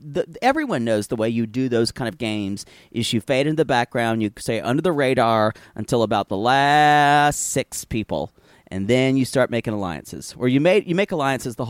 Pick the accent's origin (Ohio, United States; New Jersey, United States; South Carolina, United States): South Carolina, United States; Pickens; We had a Catholic church in Pickens